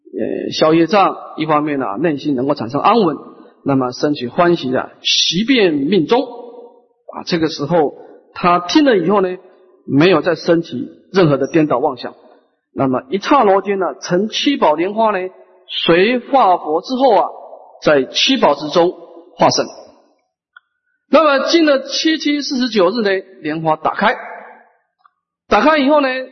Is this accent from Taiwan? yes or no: yes; Taiwan; 我们台湾人是很有慈悲心的